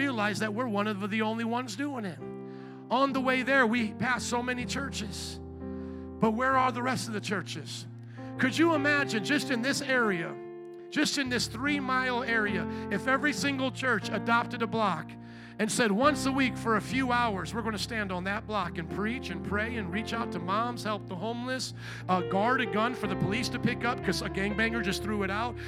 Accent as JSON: {"language": "English", "town": "Chicago", "region": "Illinois", "country": "United States", "said": "I'm from Chicago"}